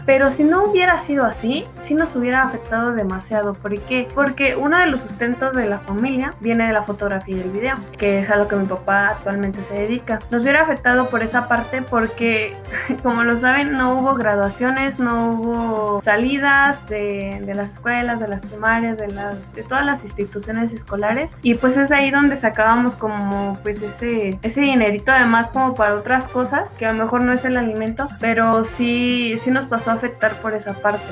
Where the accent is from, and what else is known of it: Mexico